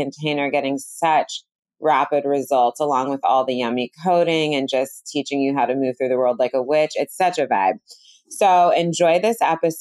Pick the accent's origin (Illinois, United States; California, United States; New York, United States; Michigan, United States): California, United States; Bay Area; I'm from the Bay Area